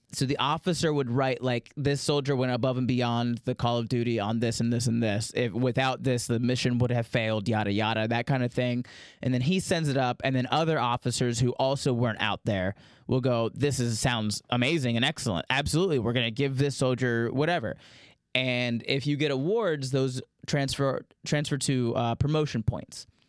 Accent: Daytona Beach, Florida, United States; growing up in Daytona Beach, Florida

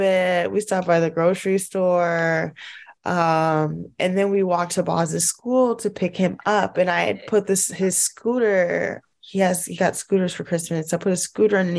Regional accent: Los Angeles, California, United States; moved away; I'm from

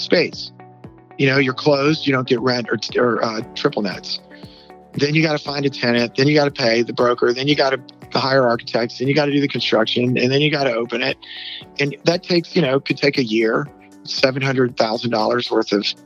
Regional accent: New Orleans, Louisiana, United States; moved away as an adult; now in Dallas, United States; I am from New Orleans, Louisiana. Very proud of that. Always thought I would probably head back there, but ended up at SMU

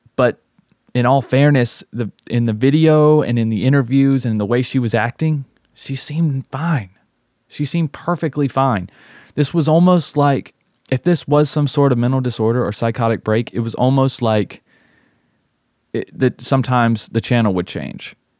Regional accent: the South, United States; also born or lived in Las Vegas; my hometown in the South

